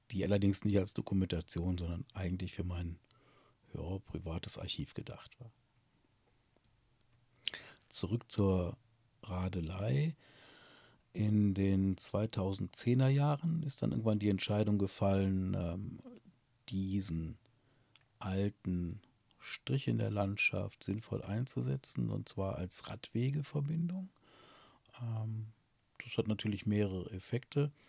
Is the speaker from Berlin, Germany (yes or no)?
no; Burscheid, North Rhine-Westphalia, Germany; born or raised there